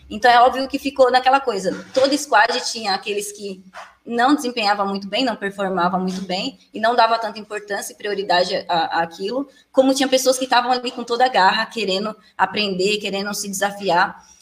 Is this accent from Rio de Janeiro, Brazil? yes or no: no; Alagoas, Brazil; now in Jandira, Brazil; sou de Alagoas, atualmente moro em Jandira, São Paulo